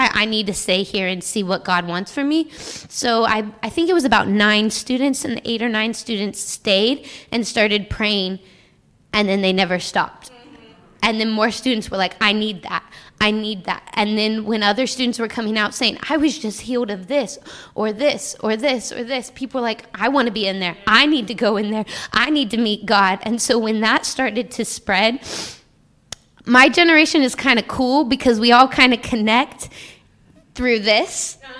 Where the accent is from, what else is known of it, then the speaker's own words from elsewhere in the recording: Washington, United States; moved away as an adult; now in Kentucky, United States; because I moved from Washington to Kentucky to go to school, you know, so, you know, being in a place away from home, you kind of have to make yourself home.